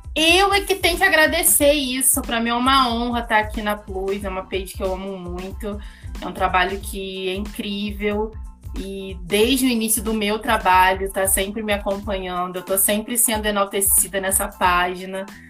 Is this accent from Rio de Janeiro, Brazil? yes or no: yes; Rio de Janeiro, Brazil; now in Petrópolis, Brazil; Eu sou carioca, ariana, sou mercadóloga